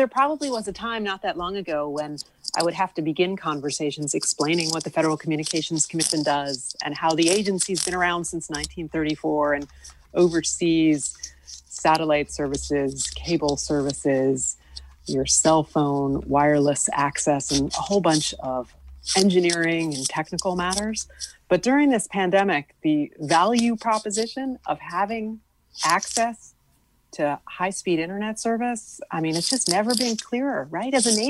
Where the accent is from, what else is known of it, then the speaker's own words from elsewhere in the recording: West Hartford, Connecticut, United States; when I was growing up in West Hartford, if I needed to do my nightly schoolwork, I needed paper, a pencil, and my brother leaving me alone.